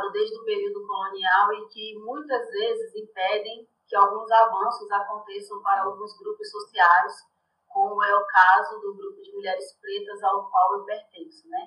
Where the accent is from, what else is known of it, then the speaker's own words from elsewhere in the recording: Salvador, Bahia, Brazil; moved away as an adult; now in São Paulo, Brazil; Eu sou de Salvador, da periferia de Salvador.